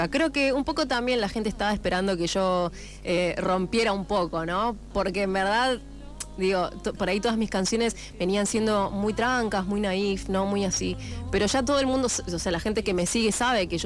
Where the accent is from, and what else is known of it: Morón, Buenos Aires Province, Argentina